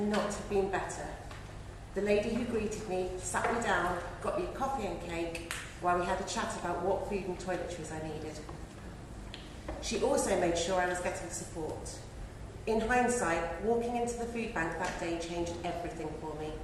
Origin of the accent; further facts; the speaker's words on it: Hampshire, South East England, United Kingdom; I'm from Hampshire